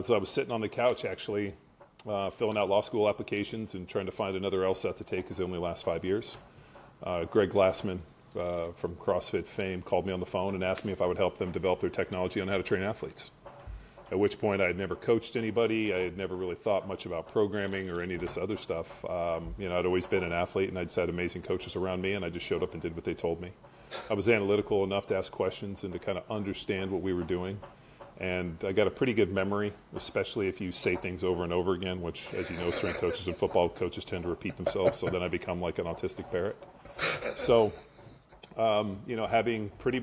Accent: Southern California, United States; moved away as an adult; now in Austin, United States; Grew up in Southern California

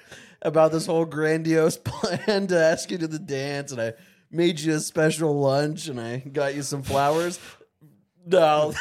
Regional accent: Avondale, Arizona, United States; I grew up in Avondale, Arizona, dude.

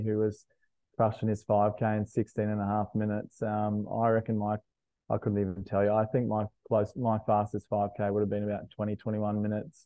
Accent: Logan, Queensland, Australia; now in Brisbane, Australia; I'm a South Sider. I grew up in Logan

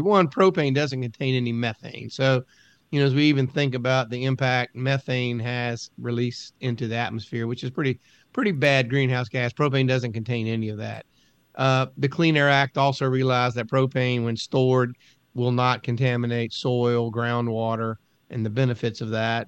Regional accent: United States; growing up on the Chesapeake Bay, living on a river

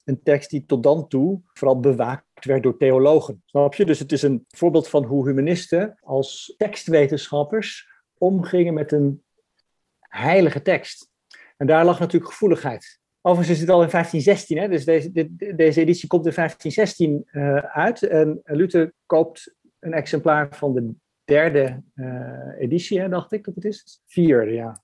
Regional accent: Franeker, Friesland, Netherlands; moved away as an adult; also born or lived in Harlingen / Leiden / Utrecht; ik ben geboren in Harlingen en ik ben getogen in Franeker

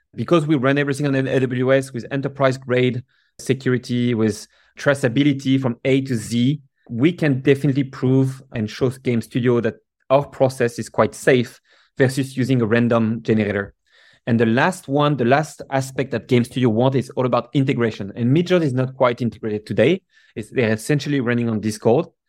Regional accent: Paris, Île-de-France, France; now in San Francisco, United States; I grew up in Paris

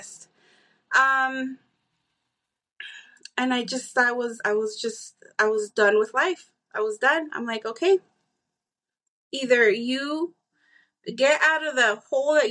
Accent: Tucson, Arizona, United States; also born or lived in Mississippi / Texas; I am born and raised in Tucson. I have gone out. I lived in Mississippi, Texas.

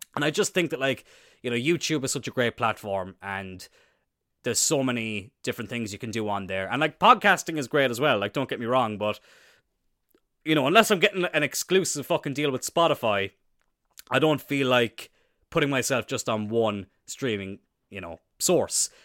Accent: Cloyne, Munster, Ireland; Isn't it obvious from my accent that I'm from Cloyne?

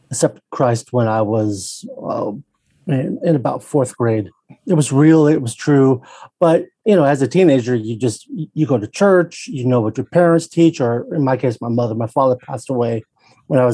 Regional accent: Spokane, Washington, United States; now in Phoenix, United States; I grew up in Spokane, Washington

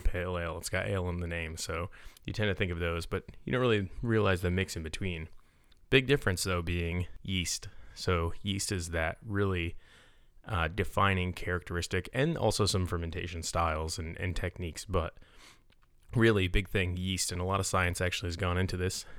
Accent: Utica area, New York, United States; my hometown area

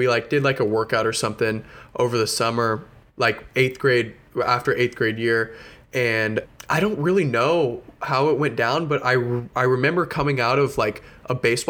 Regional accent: Houston, Texas, United States; I was born and raised in Houston, Texas.

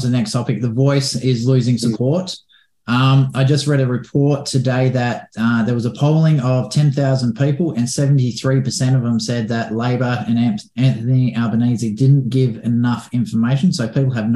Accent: Australia; I'm Australian

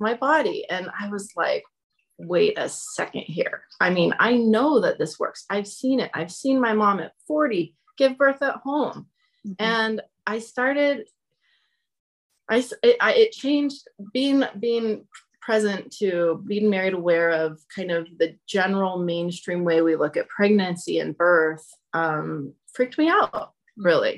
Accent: Nevada City, California, United States; moved away as an adult; I grew up in Nevada City

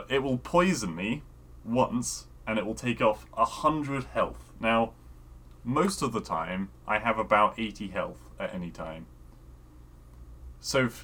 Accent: United Kingdom; I was being British

